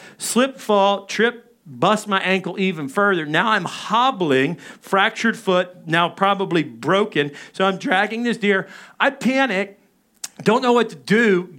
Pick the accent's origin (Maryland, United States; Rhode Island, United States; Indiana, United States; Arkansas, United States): Arkansas, United States; Little Rock; I grew up in Little Rock, and my dad and my brothers were all hunters and fishermen, and I enjoyed the outdoors, but I also liked the city.